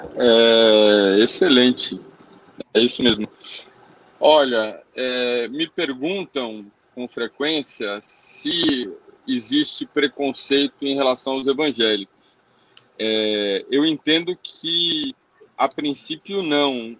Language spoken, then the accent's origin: Portuguese; Brazil; como brasileiro